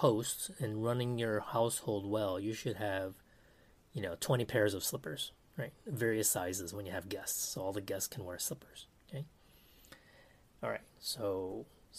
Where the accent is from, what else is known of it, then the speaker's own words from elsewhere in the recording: United States; Now I'm Taiwanese American